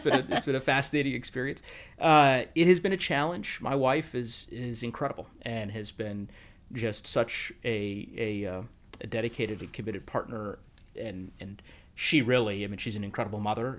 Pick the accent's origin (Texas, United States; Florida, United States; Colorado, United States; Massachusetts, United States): Colorado, United States; also born or lived in Bakersfield, California; I grew up in Colorado, uh, as you mentioned, I've spent a vast majority of my life there